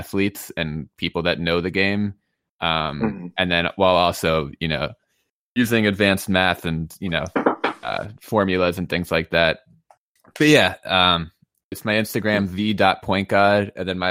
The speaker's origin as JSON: {"language": "English", "town": "New York City", "region": "New York", "country": "United States", "also_born_or_lived": "New Orleans", "moved": "yes", "said": "I'm from like downtown Manhattan, like Greenwich Village, Soho"}